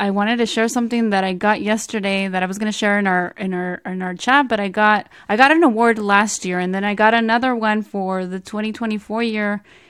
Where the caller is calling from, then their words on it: San Francisco, California, United States; I am joining you from the Bay Area, from the city of San Francisco, to be exact.